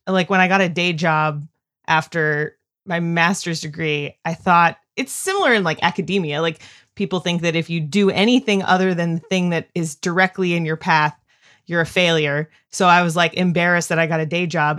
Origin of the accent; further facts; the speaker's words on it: Northern California, United States; moved away as an adult; also born or lived in Denton, Texas / Chicago; now in North Carolina, United States; grew up in Northern California, like Redwoods